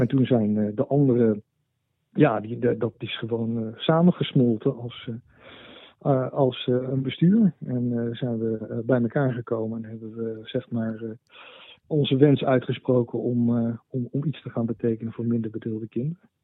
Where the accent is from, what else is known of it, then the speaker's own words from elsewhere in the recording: Netherlands; moved away as an adult; also born or lived in United States; ik, heb een tijdje in Amerika gewoond, heb ik het enorm naar mijn zin gehad. Mhm. Ik ben uh, zo'n eh, nou, zeg maar zo 20 jaar geleden weer naar Nederland teruggekomen